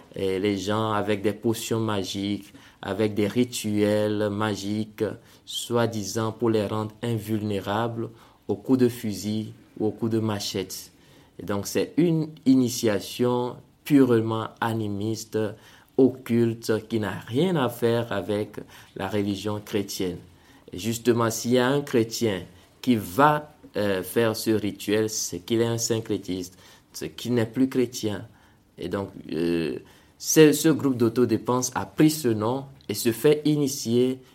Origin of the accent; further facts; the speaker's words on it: Togo; moved away as an adult; now in Central African Republic; je suis né au Togo et j'ai, j'ai grandi au Togo jusqu'à avoir mon bac